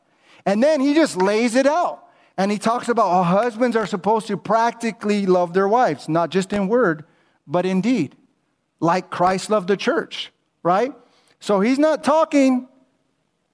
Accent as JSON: {"language": "English", "town": "Whittier", "region": "California", "country": "United States", "tie": "born or raised there", "said": "I grew up in Whittier, California"}